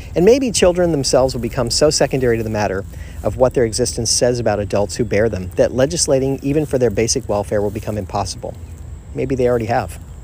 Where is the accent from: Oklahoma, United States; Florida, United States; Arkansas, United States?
Florida, United States; I was raised in Florida